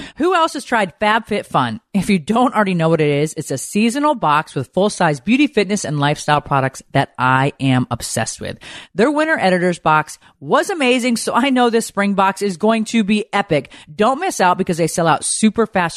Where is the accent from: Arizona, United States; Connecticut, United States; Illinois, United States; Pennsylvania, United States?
Connecticut, United States; I grew up in Connecticut